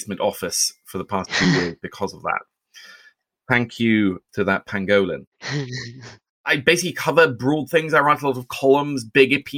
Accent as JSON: {"language": "English", "region": "Oslo", "country": "Norway", "tie": "born or raised there", "moved": "yes", "said": "I grew up in Oslo, Norway"}